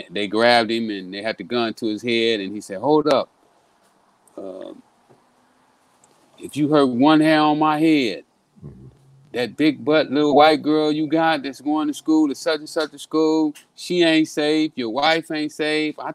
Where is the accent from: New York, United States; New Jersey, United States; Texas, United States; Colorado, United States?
Texas, United States; Well, you know, uh, I'm, I'm from Texas.